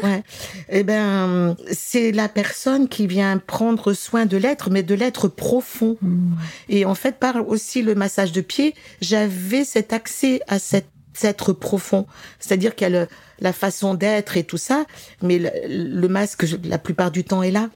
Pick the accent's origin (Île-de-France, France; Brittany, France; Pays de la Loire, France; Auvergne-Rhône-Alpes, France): Auvergne-Rhône-Alpes, France; Grenoble region; je suis originaire de la région de Grenoble.